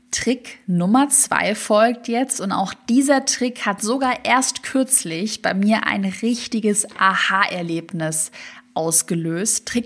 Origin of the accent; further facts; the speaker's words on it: Swabia, Germany; ich komme ja aus dem Schwabenland